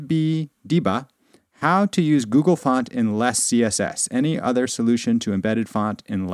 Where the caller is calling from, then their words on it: Ulster County, New York, United States; Director of Content here at Stack Overflow, calling in from Ulster County, New York.